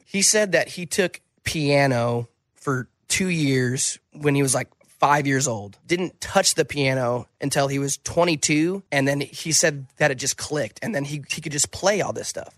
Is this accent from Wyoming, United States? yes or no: yes; Wyoming, United States; moved away; when I moved away from Wyoming